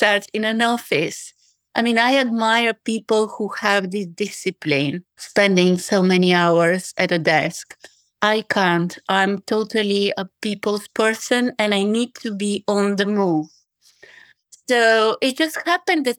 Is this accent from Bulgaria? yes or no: yes; Bulgaria; English is a second language; also born or lived in United States / England; now in United Kingdom; I was born in Bulgaria to a Russian mother and Bulgarian father.